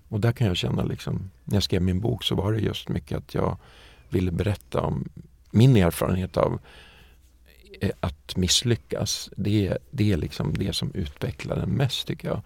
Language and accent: Swedish; Västerås, Västmanland, Sweden; Alltså jag kommer från Västerås och en liten villastad utanför, eller villaby eller vad man ska säga, utanför Västerås som heter Hökåsen